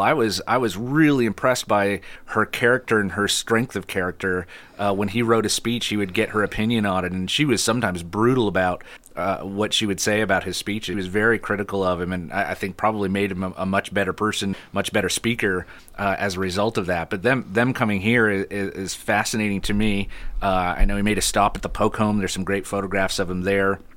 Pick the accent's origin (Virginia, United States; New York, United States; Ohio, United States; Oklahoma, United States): New York, United States; Adirondack Park, upstate; born or raised there; moved away